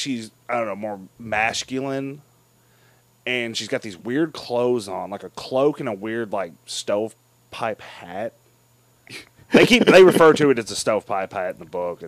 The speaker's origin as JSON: {"language": "English", "country": "United States", "said": "as an American"}